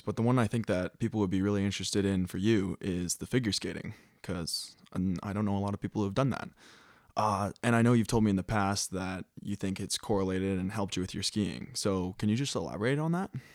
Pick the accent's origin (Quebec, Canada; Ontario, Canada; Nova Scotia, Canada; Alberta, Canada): Alberta, Canada; Calgary; moved away as an adult; also born or lived in British Columbia; now in Montana, United States; I grew up in Calgary, Alberta, and skied for the Fernie Alpine Ski Team